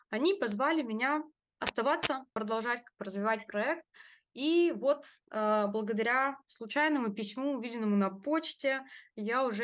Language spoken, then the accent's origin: Russian; Russia; А вот эта вся заводская тематика, она у меня в крови, я сама из Нижнего